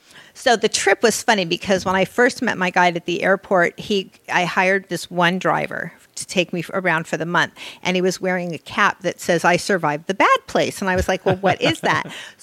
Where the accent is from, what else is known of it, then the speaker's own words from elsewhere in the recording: Los Angeles, California, United States; I grew up here in Los Angeles in Beverly Hills.